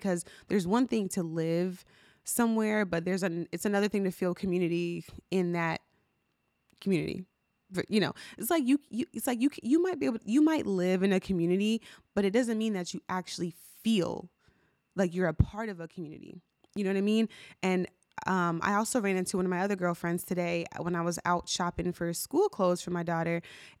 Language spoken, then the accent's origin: English; New Jersey, United States; now in Maryland, United States; And So when I was growing up, I grew up in New Jersey. And so for context, right now I live in Maryland.